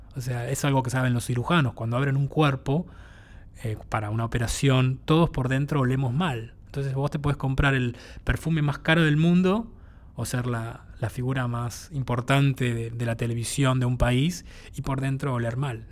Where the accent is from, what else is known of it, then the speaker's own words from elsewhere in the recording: Buenos Aires, Argentina; originalmente soy del barrio de Boedo, en Buenos Aires